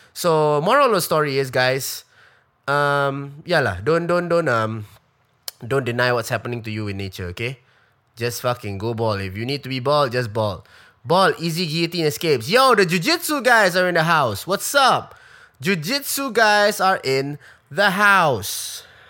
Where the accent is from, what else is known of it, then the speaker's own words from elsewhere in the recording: Singapore; as a Singaporean